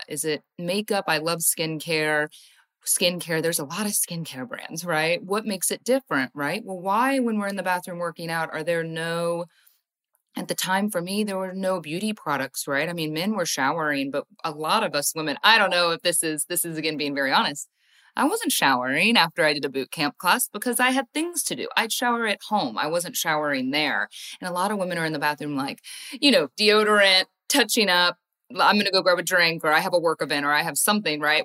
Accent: Ohio, United States; I grew up in Ohio, went to school in Ohio

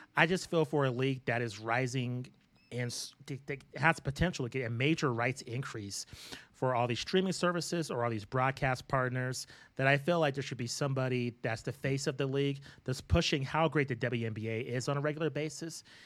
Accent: Albuquerque, New Mexico, United States; Matt and I, uh, were born and raised in Albuquerque, New Mexico

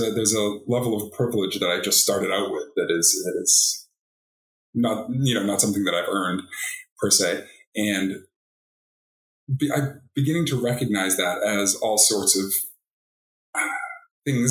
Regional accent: Boston, Massachusetts, United States; moved away as an adult; now in Oregon, United States; I'm from the East Coast, from Boston

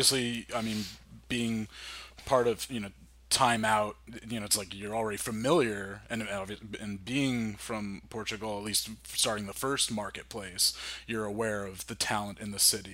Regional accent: New Jersey, United States; I'm from New Jersey

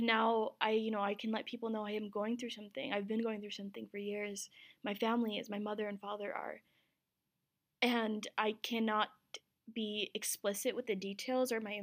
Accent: Ogden, Utah, United States; also born or lived in Pakistan / Azad Kashmir / New York / Salt Lake City; I was born in Pakistan, lived in New York for 2 years, came to Utah. But I had moved my junior year of high school to Salt Lake from Ogden, where I grew up

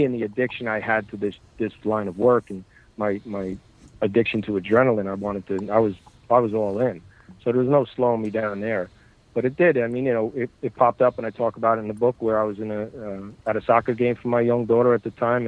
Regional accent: Bayonne, New Jersey, United States; I grew up in Bayonne, New Jersey. That's my neighborhood. So I was surrounded by it since birth

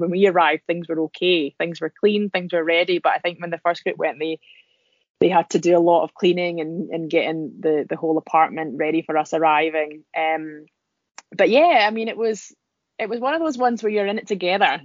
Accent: Scotland, United Kingdom; accent: Scottish; I'm, I'm really Scottish sounding. I didn't realize I sounded so Scottish.

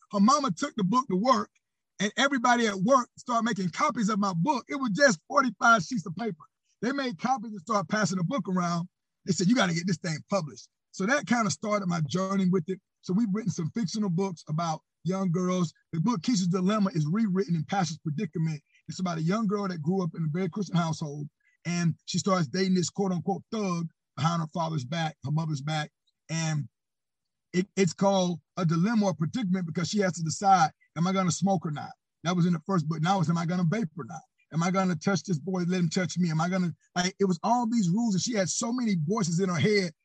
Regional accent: Panama City, Florida, United States; I'm born and raised in Panama City, Florida

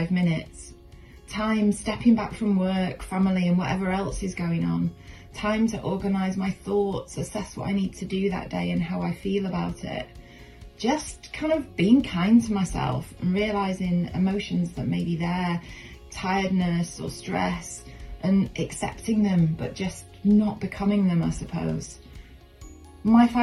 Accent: Manchester, North West England, United Kingdom; I'm from Manchester here in the UK.

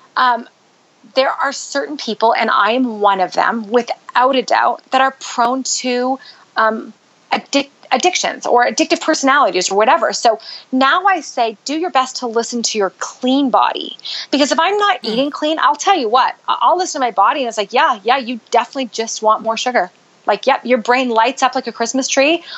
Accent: Canada; moved away as an adult; also born or lived in Utah; now in United States; I grew up in Canada

